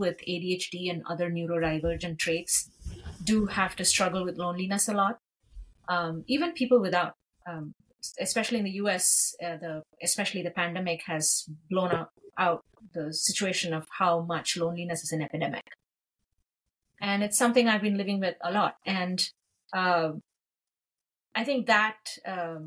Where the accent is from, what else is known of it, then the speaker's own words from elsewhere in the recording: India; moved away as an adult; I grew up in India where mental health was, that term was completely unknown